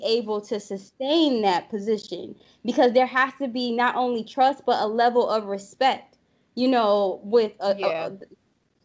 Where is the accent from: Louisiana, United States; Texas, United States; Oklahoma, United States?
Louisiana, United States; New Orleans; I'm from the boot, honey. I'm from New Orleans.